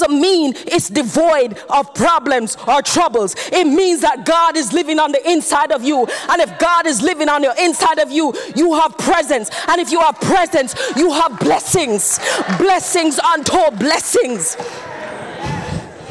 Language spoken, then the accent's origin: English; Jamaica; I'm Jamaican